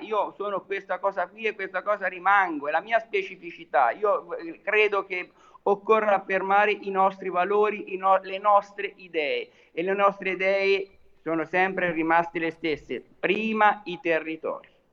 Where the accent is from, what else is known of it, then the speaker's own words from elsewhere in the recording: Tuscany, Italy; io da toscano